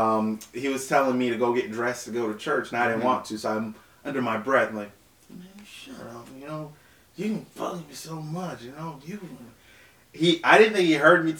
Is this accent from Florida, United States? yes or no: yes; Naples, Florida, United States; also born or lived in Haiti; my family in Naples, Florida